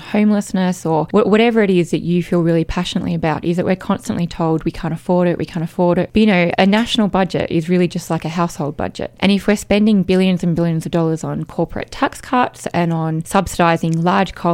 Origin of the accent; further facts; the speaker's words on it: Canberra, Australian Capital Territory, Australia; I was from Canberra